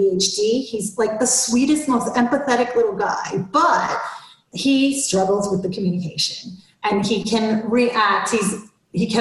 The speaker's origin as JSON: {"language": "English", "region": "Florida", "country": "United States", "tie": "born or raised there", "moved": "yes", "lives_now": "Atlanta, United States", "said": "I grew up in Florida and I hate the cold"}